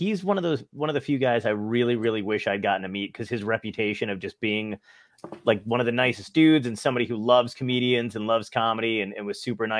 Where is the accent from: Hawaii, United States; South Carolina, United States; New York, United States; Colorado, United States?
New York, United States; New York City; I grew up in Brooklyn